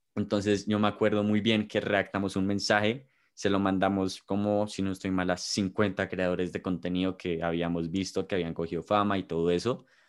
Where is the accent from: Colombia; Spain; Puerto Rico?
Colombia; Bogotá; los de nosotros somos de Bogotá